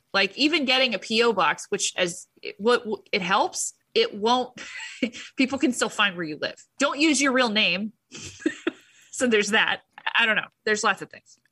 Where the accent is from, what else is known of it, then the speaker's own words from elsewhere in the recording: United States; I'm an American